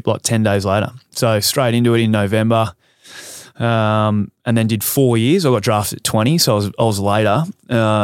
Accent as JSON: {"language": "English", "region": "Tasmania", "country": "Australia", "tie": "born or raised there", "said": "growing up in Tassie, I grew up on a bit of property."}